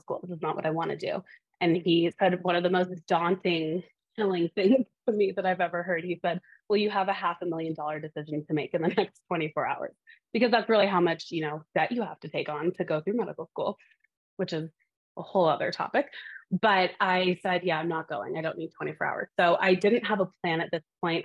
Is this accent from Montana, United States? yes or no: yes; Montana, United States; now in Boston, United States; I am from the beautiful state of Montana